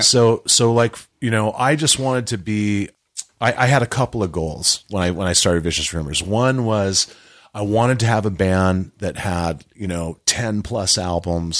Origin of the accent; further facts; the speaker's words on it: Hawaii, United States; moved away as an adult; also born or lived in California; I was a kid in Hawaii. I grew up in Hawaii.